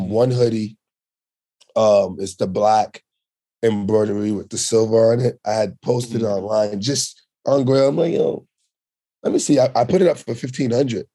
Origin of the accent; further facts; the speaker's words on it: New York, United States; also born or lived in Sint Maarten; I was born on the French side, but I moved to New York when I was four